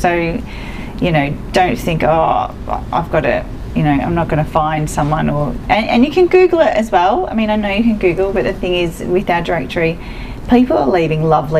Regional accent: Melbourne, Victoria, Australia; also born or lived in Edithvale; I grew up in East Bentley and now live in Moorabbin.

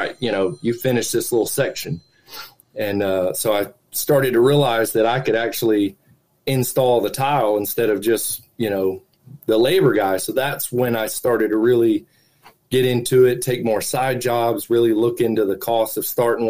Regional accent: Central Florida, United States; I was born and raised here in Central Florida.

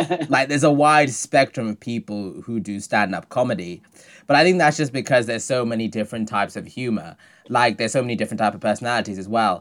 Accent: Zimbabwe; moved away; I'm Zimbabwean, so I was born in Zimbabwe

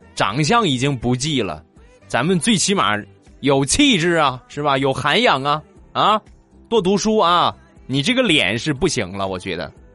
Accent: China; 因为我们中国人的家庭普遍都是喜欢去去比较啊

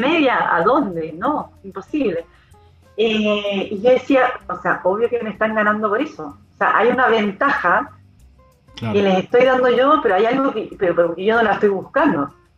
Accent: Chile; como, chilena

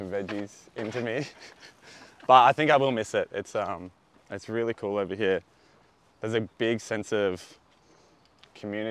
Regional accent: Sydney, New South Wales, Australia; I'm from Sydney, Australia, and I'm over here in London on holiday at the moment for my first time

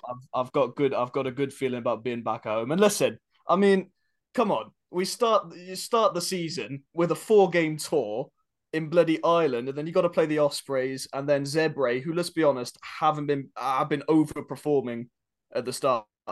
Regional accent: South Africa; also born or lived in Carmarthenshire, Wales; now in Wales, United Kingdom; I live in Carmarthenshire in Wales. As a South African

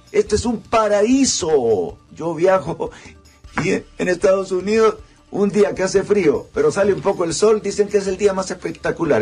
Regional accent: Honduras; soy un hondureño

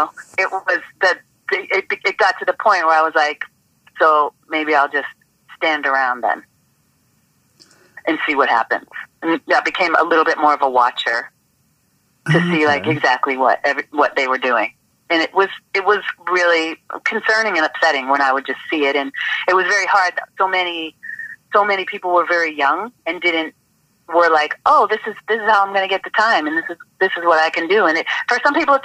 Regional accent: Boston, Massachusetts, United States; moved away as an adult; being from Boston, I was like, guess what? I'm from Dorchester too

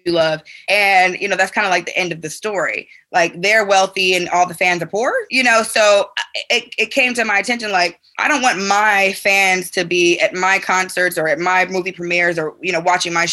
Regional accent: Chicago, Illinois, United States; moved away; also born or lived in Atlanta; I am from the South Side of Chicago, born and raised

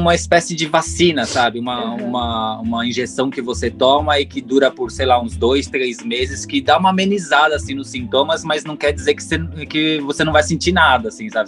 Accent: São Paulo, Brazil; moved away; a gente é de São Paulo

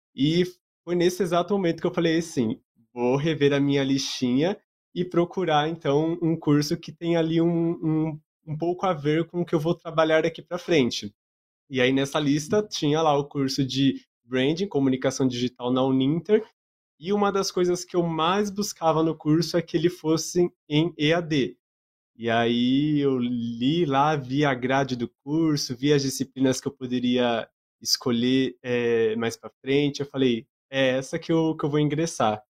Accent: Bauru, São Paulo, Brazil; sou de Bauru

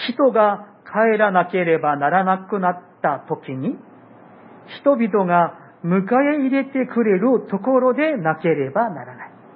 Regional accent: South Korea; now in Japan; 私の、あの韓国の、えー、まあ、私にもふるさとがある

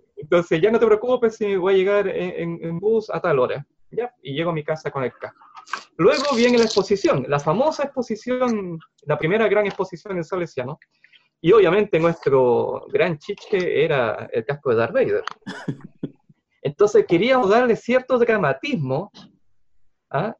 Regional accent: Concepción, Biobío, Chile; Soy de Concepción

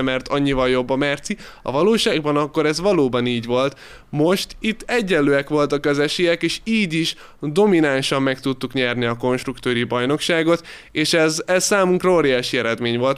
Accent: Hungary; hatan vagyunk magyarok

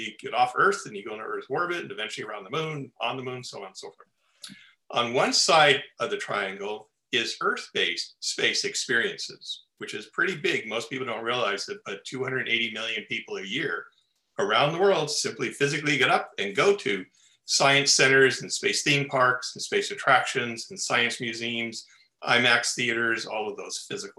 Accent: Los Angeles, California, United States; Born and raised in Los Angeles and love living here.

